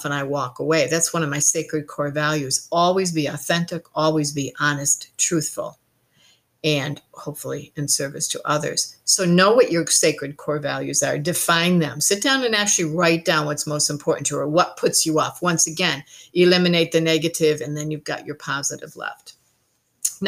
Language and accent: English; Ireland; now in New Zealand; I am Irish, and we do believe in good fun